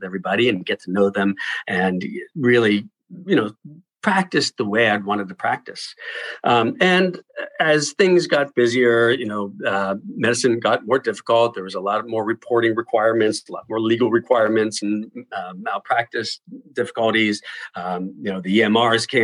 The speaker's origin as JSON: {"language": "English", "town": "Pittsburgh", "region": "Pennsylvania", "country": "United States", "also_born_or_lived": "Michigan", "moved": "as an adult", "said": "I'm originally from Pittsburgh, Pennsylvania."}